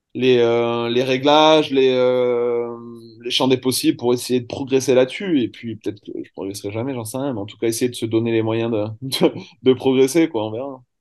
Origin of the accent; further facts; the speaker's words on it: Montpellier, Occitania, France; moved away as an adult; now in Vietnam; je suis de Montpellier